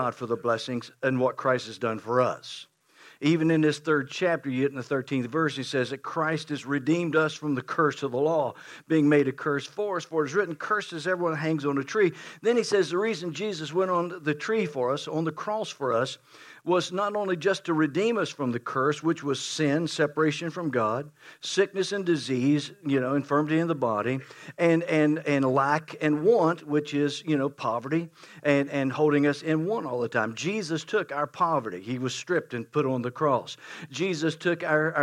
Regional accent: West Virginia, United States; I am from West Virginia

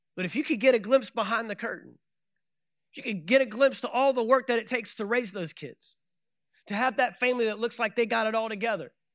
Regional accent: Dallas, Texas, United States; I am from Dallas, Texas

